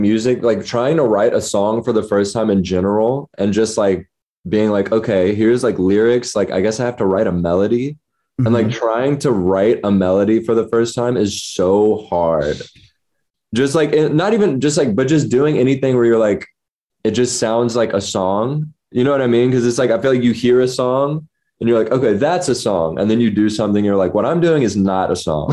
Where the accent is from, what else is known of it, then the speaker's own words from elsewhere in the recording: Memphis, Tennessee, United States; moved away as an adult; also born or lived in New Orleans, Louisiana; now in Los Angeles, United States; lived in Memphis, like born and raised, graduated high school